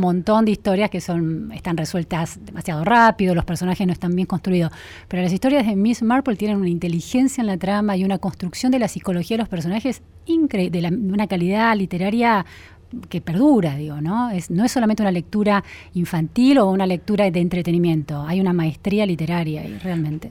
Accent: Trenque Lauquen, Buenos Aires Province, Argentina; Pasé mi infancia en Trenquelauque, en una ciudad de la provincia de Buenos Aires

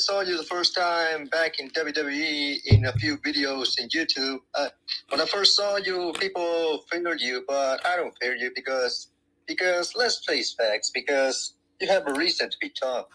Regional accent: Chile; I'm from Chile

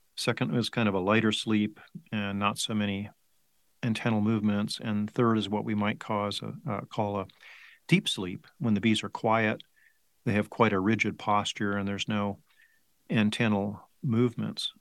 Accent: Placentia, California, United States; moved away as an adult; also born or lived in Davis, California; now in Tucson, United States; I grew up in Southern California uh, Placentia

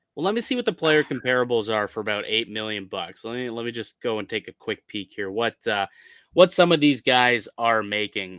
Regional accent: Canada; as a Canadian

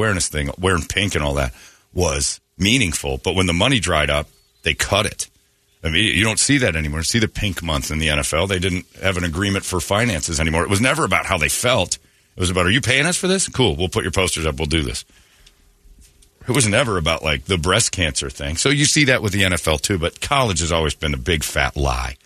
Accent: United States; I'm American

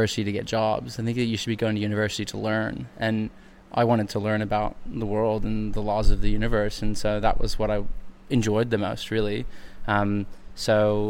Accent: United States; moved away as an adult; now in Sydney, Australia; I'm American, but I studied my undergraduate here in Australia

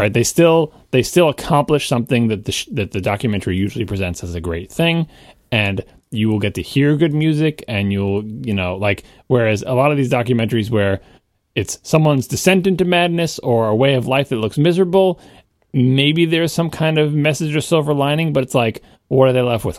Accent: New York, United States; I'm a New Yorker

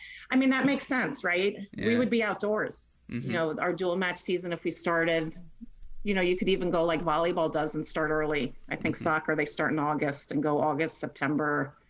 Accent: Florida, United States; Yeah, when I came from Fort Lauderdale, I love from Miami, South.

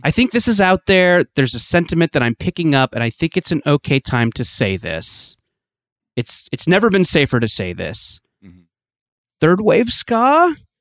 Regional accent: West Coast, United States; I grew up on the West Coast

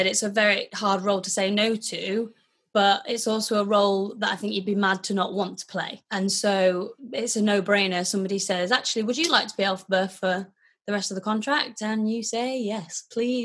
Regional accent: Wakefield, Yorkshire and the Humber, United Kingdom; I grew up in Wakefield, but I used to go to stage school in Leeds

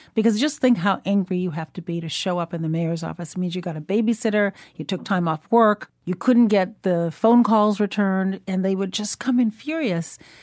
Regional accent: Chicago, Illinois, United States; also born or lived in Shiraz, Iran; Growing up in Chicago

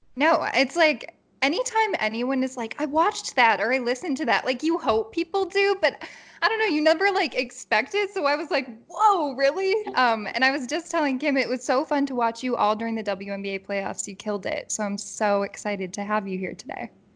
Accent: Chicago, Illinois, United States; moved away; chicago which is where i'm from

